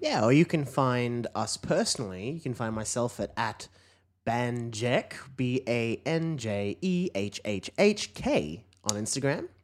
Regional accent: Queensland, Australia; I'm a Queenslander

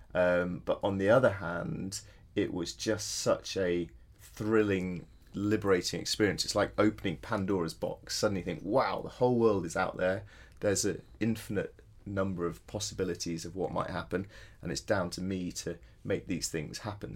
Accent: Yorkshire Dales, Yorkshire and the Humber, United Kingdom; moved away as an adult; also born or lived in Edinburgh; I grew up in the Yorkshire Dales, so I had a very outdoor uh, had a very outdoor childhood

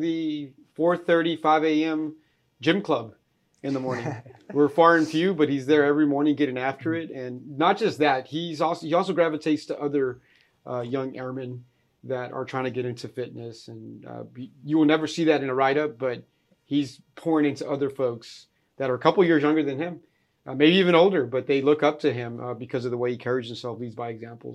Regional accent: Fort Worth, Texas, United States; moved away; Fort Worth, Texas, uh, my hometown

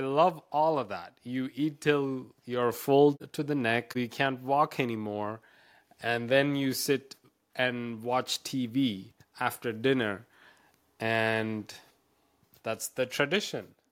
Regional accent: India; moved away; I grew up in India.

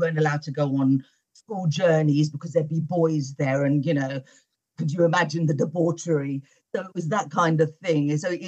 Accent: United Kingdom; I'm British born and my parents are from Morocco. I was the first youngest and the first member of my family to be born in the UK. I was brought up in a Muslim sort of household.

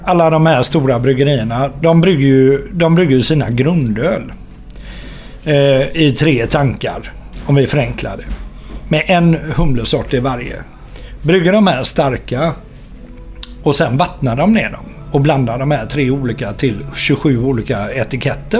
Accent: Gothenburg, Västra Götaland, Sweden; also born or lived in Partille; Jag är ju uppväxt mitt inne i stan. Jag är ju uppväxt på Avenyn och Andra Långgatan

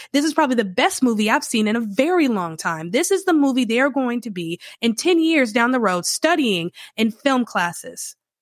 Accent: Charlotte, North Carolina, United States; I grew up in the Charlotte area

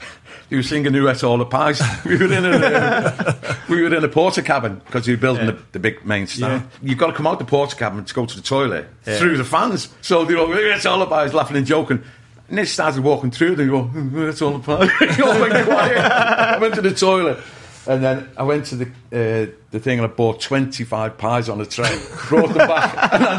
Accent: Liverpool, North West England, United Kingdom; growing up in Liverpool in the 70s.

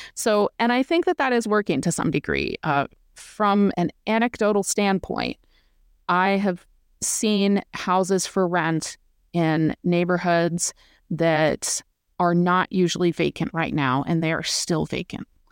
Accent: Vermont, United States; now in Bloomington, United States; I'm from Vermont originally

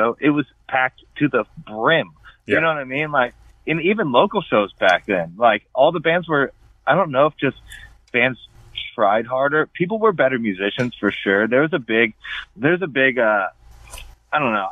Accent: Florida, United States; I grew up in Florida

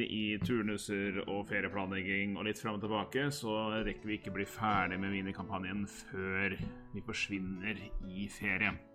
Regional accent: Hamar, Innlandet, Norway; moved away; jeg er en liten tur hjemme på Hamar

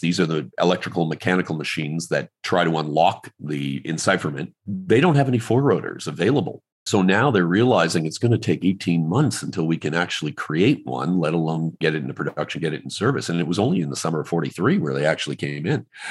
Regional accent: Canada; I'm like Canadian

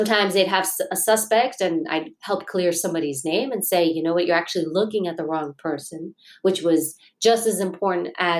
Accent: New York City, New York, United States; I grew up in Queens, New York

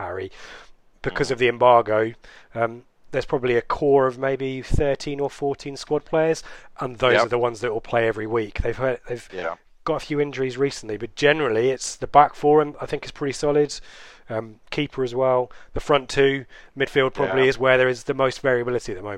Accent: Birmingham, West Midlands, United Kingdom; accent: Birmingham, West Midlands; my Birmingham accent, my West Midlands accent

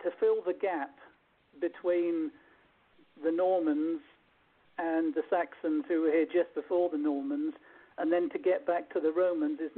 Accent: Norfolk, East of England, United Kingdom; I'm a Norfolk dumpling, because that's what Norfolk people are called

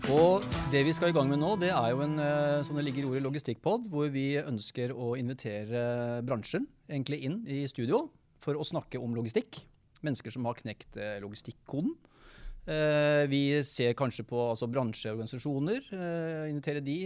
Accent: Hammerfest, Finnmark, Norway; jeg er jo fra Hammerfest. Det er jeg jo stolt av. Det er jo en gutt med krutt, det, som kommer nordfra

